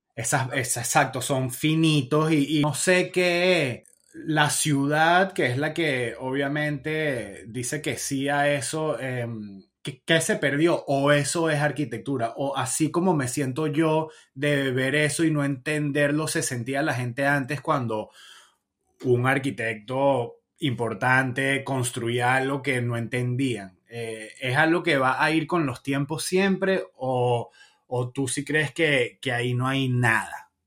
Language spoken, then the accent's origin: Spanish; Caracas, Capital District, Venezuela; moved away; yo me fui en el 2007, no tengo esa Caracas